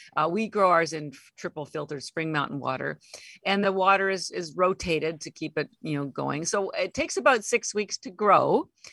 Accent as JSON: {"language": "English", "country": "Canada", "moved": "as an adult", "lives_now": "Boston, United States", "said": "And I'm Canadian, although I've lived in Boston 33 years"}